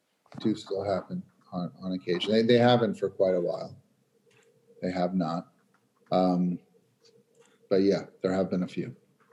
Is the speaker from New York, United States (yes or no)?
yes; New York, United States; they always treated me as a New Yorker very, very well there.